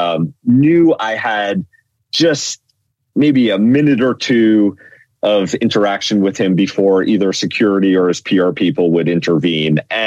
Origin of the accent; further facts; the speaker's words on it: New York City, New York, United States; moved away as an adult; also born or lived in northern New Jersey; now in New Jersey, United States; I grew up in New York, the fifth and forgotten borough of Staten Island